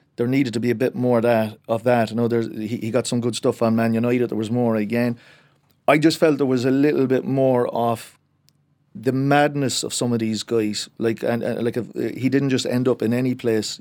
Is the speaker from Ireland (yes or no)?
yes; Cork, Munster, Ireland; I am from Cork